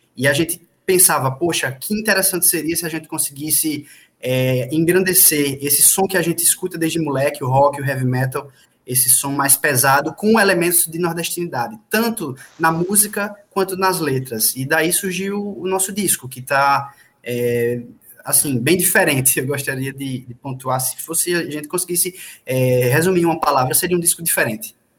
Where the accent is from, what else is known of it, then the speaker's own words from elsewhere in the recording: Paraíba, Brazil; accent: paraibano; com muito sotaque paraibano